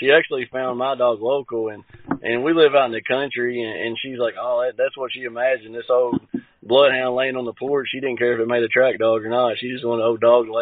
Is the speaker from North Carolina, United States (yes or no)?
no; Western Kentucky, United States; I'm from Western Kentucky